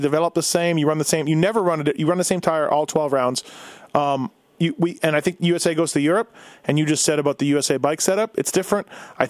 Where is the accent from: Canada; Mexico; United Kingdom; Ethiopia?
Canada; I'm Canadian